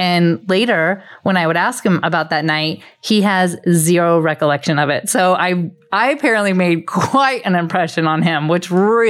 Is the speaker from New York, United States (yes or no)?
no; Las Vegas, Nevada, United States; now in Los Angeles, United States; I am 36. I am an actress and currently living in LA, but born and raised in Vegas.